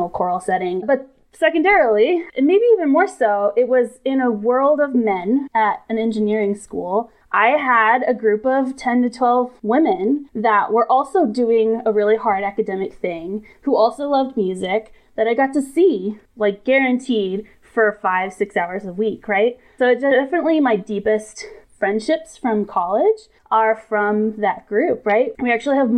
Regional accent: Atlanta, Georgia, United States; Growing up, I'm from Atlanta

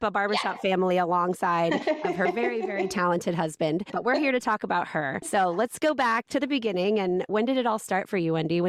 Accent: Indiana, United States; now in Florida, United States; Indiana, born and raised.

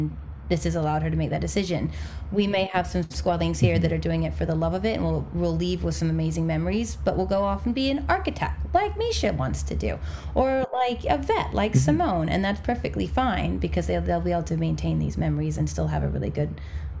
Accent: England, United Kingdom; now in Los Angeles, United States; I came over, I'm originally from England, though I know there's no accent, and then I came over from England, popped myself over here

